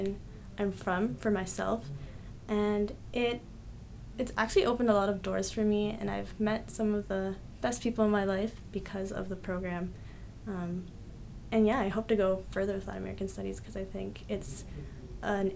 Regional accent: Canada; also born or lived in Colombia; I was born in Colombia, but I grew up in Canada

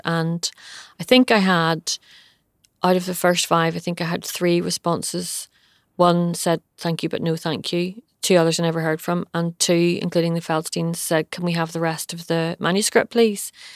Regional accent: Bangor, Northern Ireland, United Kingdom; born or raised there

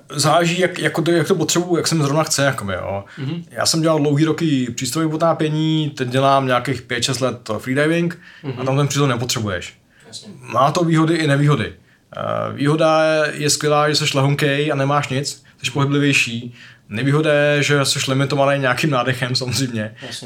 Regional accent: Czechia; já jsem tady z Čech

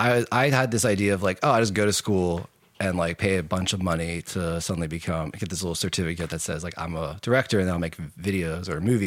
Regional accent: Annapolis, Maryland, United States; also born or lived in Baltimore, Maryland; I was actually born in Baltimore and I grew up in Annapolis.

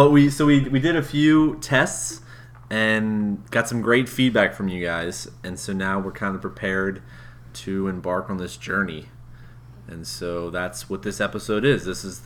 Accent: Pennsylvania, Maryland, United States; I'm originally from Pennsylvania, but went to school in Maryland, high school, and then college also in Maryland.

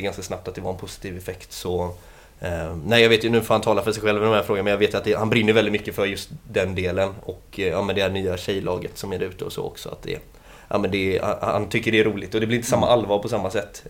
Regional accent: Gothenburg, Västra Götaland, Sweden; född och uppväxt i eh, Annedal. Eh, här i stan

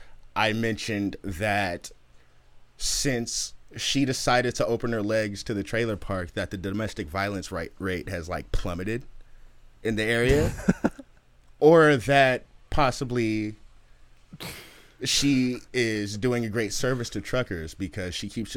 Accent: Oakland, California, United States; I'm from Oakland.

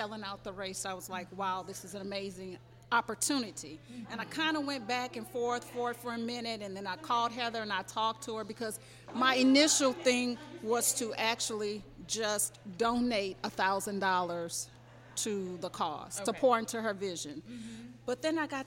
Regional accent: Baton Rouge, Louisiana, United States; I'm from Baton Rouge, Louisiana. I initially started running in high school

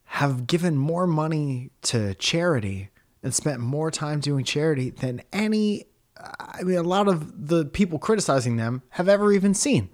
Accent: Stratford, Connecticut, United States; I'm from Stratford, Connecticut, and I try to make people laugh for a living

